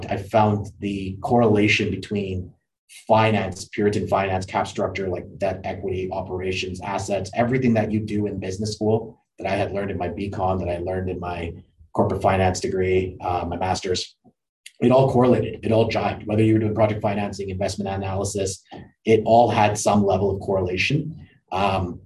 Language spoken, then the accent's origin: English; Calgary, Alberta, Canada; also born or lived in Italy; Born and raised in Calgary